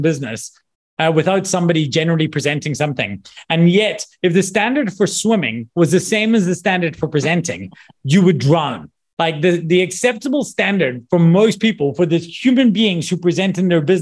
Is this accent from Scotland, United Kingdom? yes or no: yes; Scotland, United Kingdom; moved away; also born or lived in South Africa; I'm from Scotland